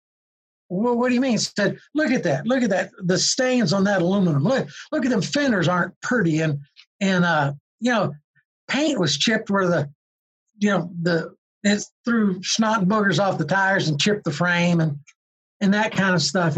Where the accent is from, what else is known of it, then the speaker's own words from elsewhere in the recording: Georgia, United States; I was just from Georgia